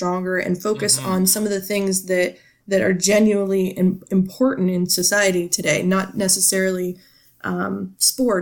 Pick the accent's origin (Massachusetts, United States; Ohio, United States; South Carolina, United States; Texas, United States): Ohio, United States; Struthers; I've been here my whole life, and that's just how we do things